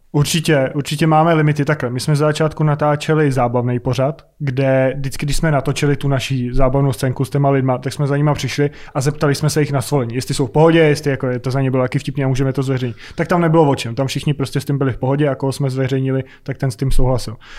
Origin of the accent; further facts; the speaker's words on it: Prague, Czechia; z Prahy, z Česka